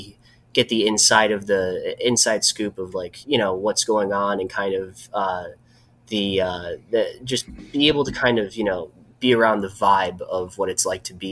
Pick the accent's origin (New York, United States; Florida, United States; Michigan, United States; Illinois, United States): Michigan, United States; Northville; now in Lansing, United States; I grew up in just outside of Detroit. I'm from a suburb called Northville